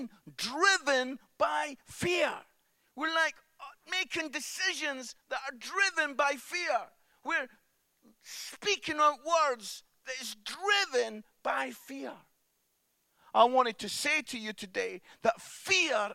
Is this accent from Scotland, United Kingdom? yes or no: yes; Musselburgh, Scotland, United Kingdom; I'm from Musselburgh, which is just outside Edinburgh. And I used to go up to the Edinburgh Fringe every summer